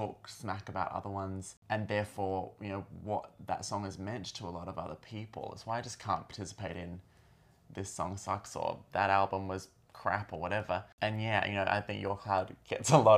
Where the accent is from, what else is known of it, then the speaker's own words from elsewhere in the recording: Australia; being Australian, this song had a real connection to our history of the Stolen Generation